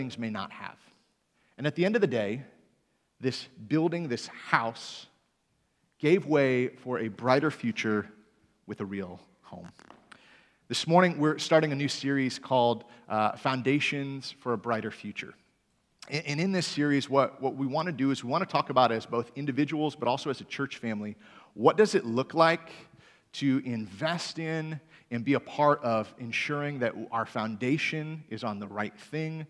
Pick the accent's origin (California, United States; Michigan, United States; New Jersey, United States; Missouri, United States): Michigan, United States; moved away; also born or lived in Greenville, Michigan; I'm from Michigan originally